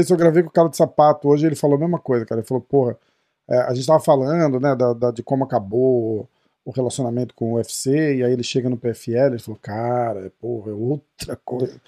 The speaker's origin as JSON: {"language": "Portuguese", "country": "Brazil", "said": "a gente é brasileiro"}